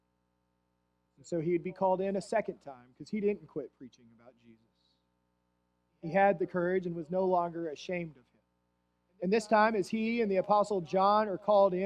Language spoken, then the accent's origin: English; Plainview, Texas, United States; I was born in Plainview, Texas, and was dedicated at First Christian Church Disciples of Christ in Plainview, Texas as a baby. I then would be baptized in that church